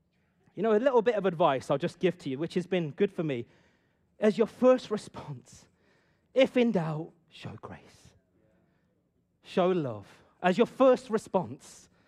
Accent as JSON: {"language": "English", "region": "Punjab", "country": "India", "said": "See, I myself, I've been brought up as well in a culture where honor is huge. Reputation is everything. I'm from an Indian Punjabi culture."}